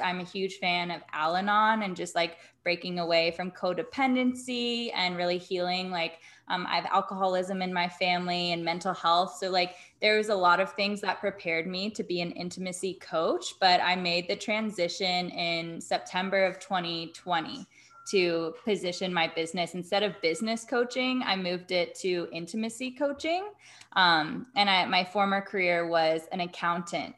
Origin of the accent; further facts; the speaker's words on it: Atlanta, Georgia, United States; now in Las Vegas, United States; I grew up in Atlanta